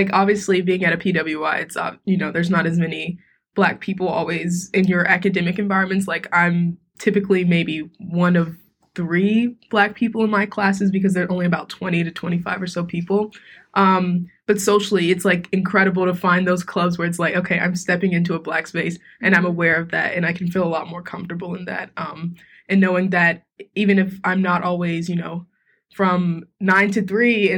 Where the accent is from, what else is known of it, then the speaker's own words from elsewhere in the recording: Durham, North Carolina, United States; I'm a sophomore communications major from Durham, North Carolina